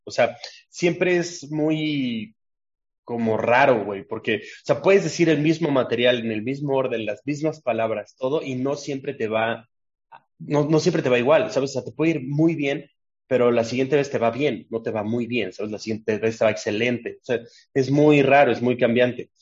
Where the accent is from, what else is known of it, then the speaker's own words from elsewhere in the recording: Mexico City, Mexico; also born or lived in Puebla; me mudé a la CDMX cuando estaba muy chico